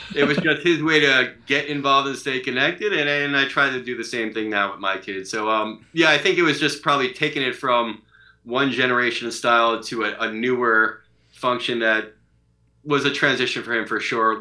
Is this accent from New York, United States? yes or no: yes; Long Island, New York, United States; moved away; I grew up in Long Island